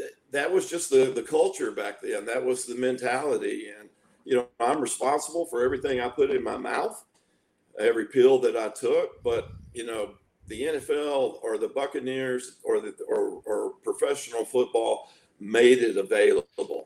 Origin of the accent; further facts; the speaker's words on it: Tyler, Texas, United States; I was born in Tyler, Texas